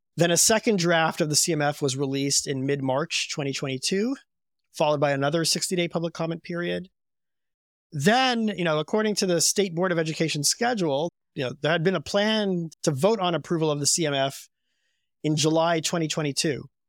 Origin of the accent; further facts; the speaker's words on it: U.S. Virgin Islands; I grew up in Saint Thomas in the U S Virgin Islands